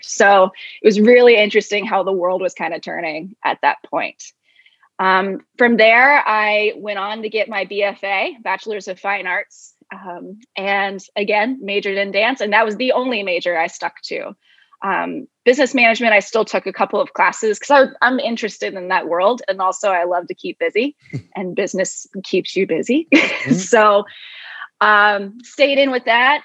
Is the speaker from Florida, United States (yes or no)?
yes; Jacksonville, Florida, United States; moved away as an adult; now in Baltimore, United States; I'm from Jacksonville, Florida, just moved here